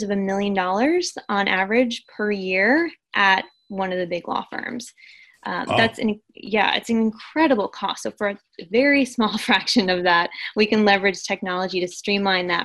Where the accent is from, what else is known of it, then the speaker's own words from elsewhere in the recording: United States; I'm American, I speak English